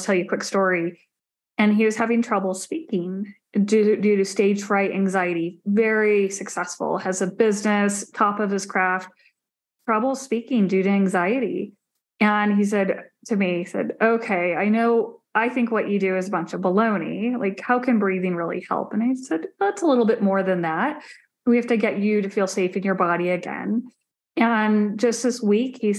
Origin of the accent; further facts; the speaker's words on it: Phoenix, Arizona, United States; I grew up in Arizona, a very hot desert in the Phoenix area